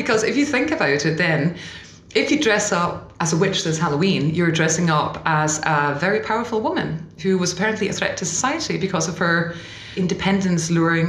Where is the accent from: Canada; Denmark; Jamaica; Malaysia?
Denmark; English is a second language; We're going on tour in Denmark next week, actually. So taking it to my home country.